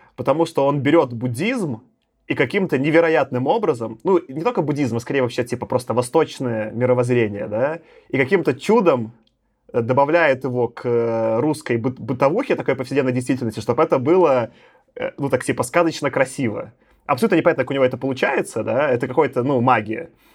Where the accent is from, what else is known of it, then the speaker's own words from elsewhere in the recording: Belarus; now in Moscow, Russia; я сам из, Беларуси родился